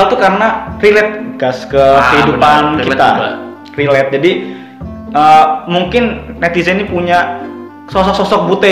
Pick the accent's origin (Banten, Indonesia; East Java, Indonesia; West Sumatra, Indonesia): Banten, Indonesia; Tangerang; kan waktu zaman gue SMA cari sekolah nih hmm. kan emang di daerah gue itu kan Tangerang kabupaten sama kota tuh beda nih